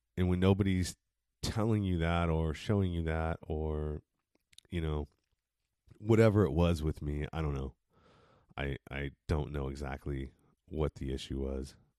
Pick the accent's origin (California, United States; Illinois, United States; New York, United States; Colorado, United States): California, United States; East Bay, San Francisco Bay Area; I was born and raised in San Francis, not San Francisco, but the Bay Area, San Francisco Bay Area, in the east part of the Bay